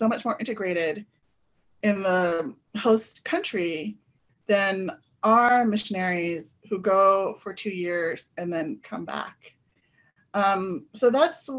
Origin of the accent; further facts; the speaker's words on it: California, United States; also born or lived in Philippines; I'm from the Philippines and grew up in California